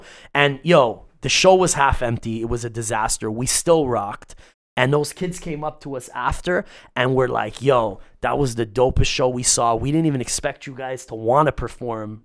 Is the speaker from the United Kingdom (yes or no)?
no; Canada; Growing up in Canada